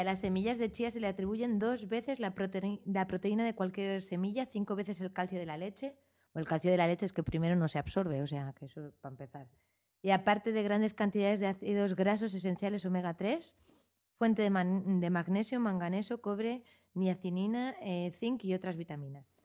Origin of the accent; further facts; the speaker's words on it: Madrid, Community of Madrid, Spain; also born or lived in Arizona; now in Barcelona, Spain; Soy madrileña